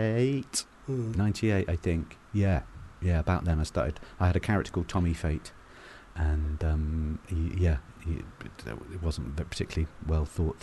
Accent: Northampton, East Midlands, United Kingdom; I'm from Northampton

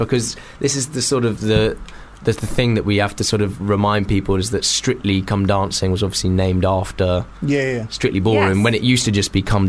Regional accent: Liverpool, North West England, United Kingdom; I'm a Scouser.

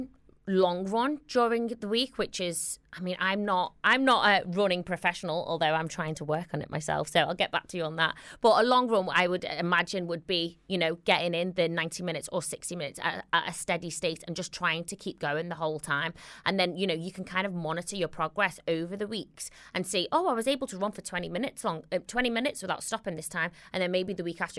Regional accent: Liverpool, North West England, United Kingdom; accent: Scouse; my Scouse accent

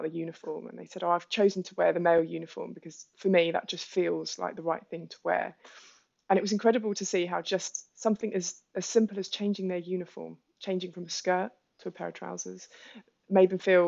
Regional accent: London, United Kingdom; as a Londoner walking through the streets of Soho

